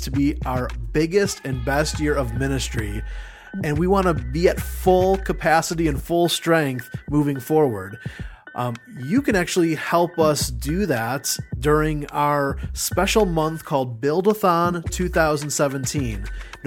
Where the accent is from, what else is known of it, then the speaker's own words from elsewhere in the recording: Chicago, Illinois, United States; Chicago, Illinois, my hometown